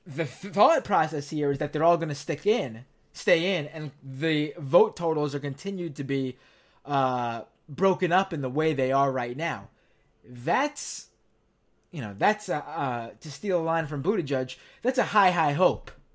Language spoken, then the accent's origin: English; New York City, New York, United States; I am a lifelong New Yorker, born and raised in Queens, New York